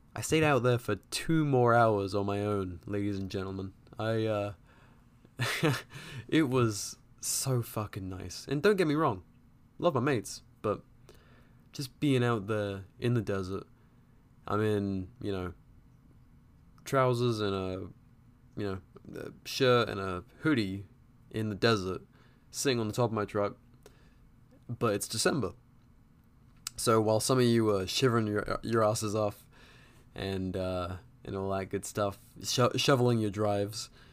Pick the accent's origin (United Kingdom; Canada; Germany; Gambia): United Kingdom; England; now in United States; growing up in England